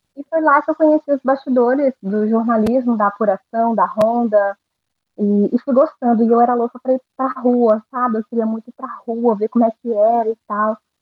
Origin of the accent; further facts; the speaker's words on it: Porto Velho, Rondônia, Brazil; eu nasci em Porto Velho